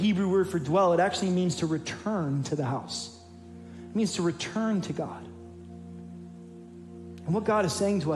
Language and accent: English; New York City, New York, United States; moved away; I'm a son of an inner city church planner, and I was born in the Bronx